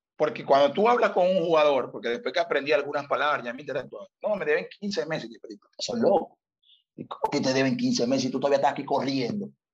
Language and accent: Spanish; Venezuela; moved away as an adult; also born or lived in Malta; A nosotros como venezolanos nos cuesta trabajar